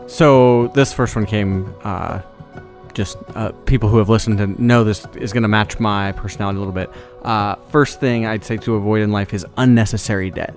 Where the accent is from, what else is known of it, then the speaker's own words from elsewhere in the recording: Iowa, United States; moved away as an adult; now in Memphis, United States; A lot of people I grew up with in Iowa